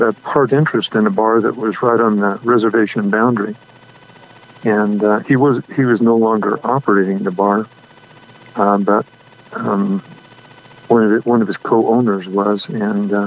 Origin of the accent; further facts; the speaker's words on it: Farmington, New Mexico, United States; now in Gallup, United States; I grew up in Farmington. It's about 120 miles north of Gallup